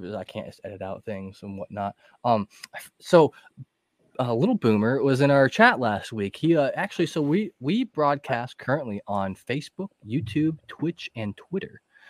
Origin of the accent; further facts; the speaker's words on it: Northeast Ohio, United States; I'm from Northeast Ohio.